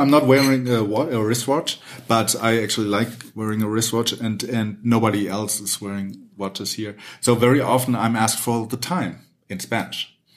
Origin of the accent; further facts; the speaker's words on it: Germany; now in Mexico; I'm from Germany